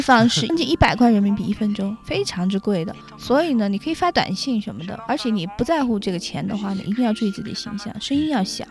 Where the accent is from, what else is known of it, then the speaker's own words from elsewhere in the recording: China; 我们中国人